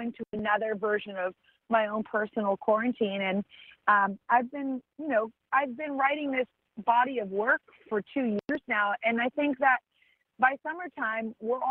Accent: Santa Barbara, California, United States; my hometown of Santa Barbara

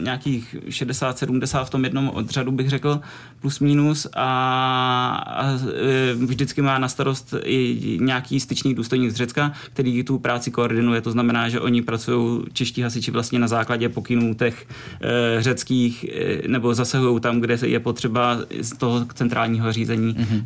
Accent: Czechia; u nás v Čechách

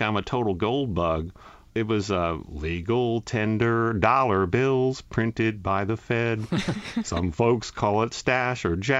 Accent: Nashville, Tennessee, United States; a friend found out I was from Nashville and didn't know a lot about country music

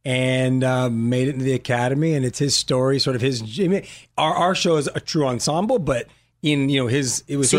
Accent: La Puente, California, United States; I'm from La Puente.

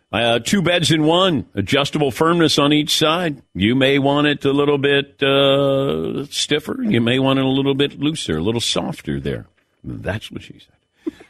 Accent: Ohio, United States; I'm from Southern Ohio. Not Ohio. Deep south of Ohio.

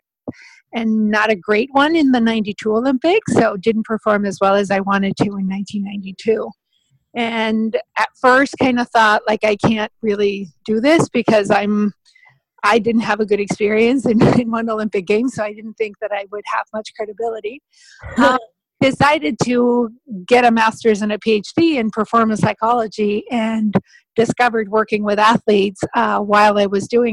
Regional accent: Mexico; moved away as an adult; also born or lived in Spain; I am originally from Mexico

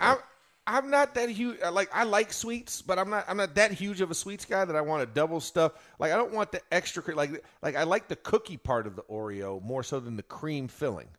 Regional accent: Florida, United States; I'm from Florida

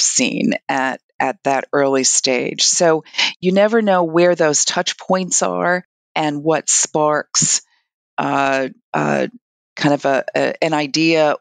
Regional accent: New York City, New York, United States; I'm from Brooklyn, New York

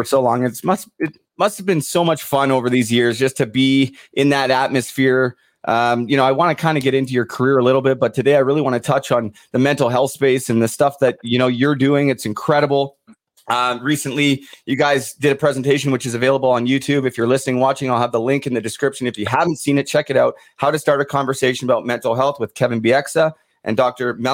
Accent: Vancouver, British Columbia, Canada; I grew up in Vancouver

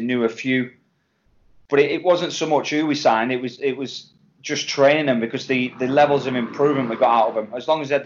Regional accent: England, United Kingdom; me being English

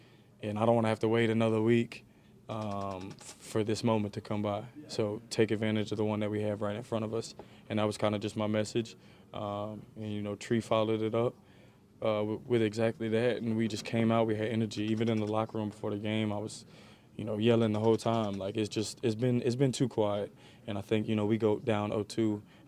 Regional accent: New Orleans, Louisiana, United States; I mean, I grew up in New Orleans.

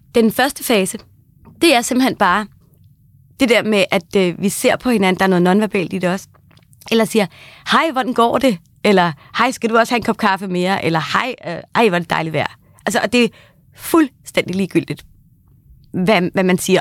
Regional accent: Kagerup, Capital Region of Denmark, Denmark; jeg kommer fra Kagerup, der ligger lige ved siden af Hillerød

